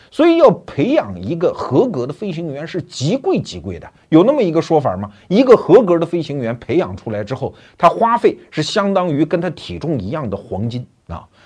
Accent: China; 我们中国人

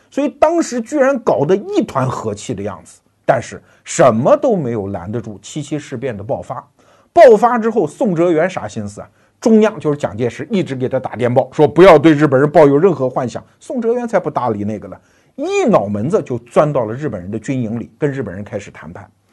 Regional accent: Wuhu, Anhui, China; 我的老家安徽芜湖

